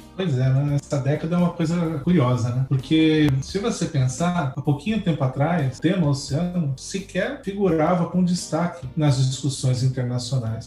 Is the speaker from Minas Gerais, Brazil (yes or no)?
no; Suzano, São Paulo, Brazil; now in São Paulo, Brazil; eu nasci em Suzano, que não tem nada a ver com o mar a princípio, é grande São Paulo